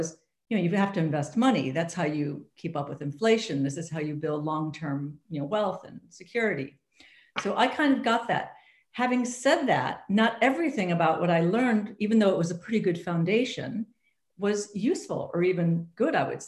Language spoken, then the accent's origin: English; United States; I'm an American, I grew up in the US